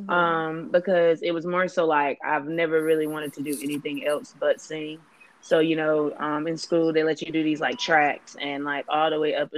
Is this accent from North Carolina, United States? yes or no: yes; Clinton, North Carolina, United States; I hail from North Carolina, specifically Clinton.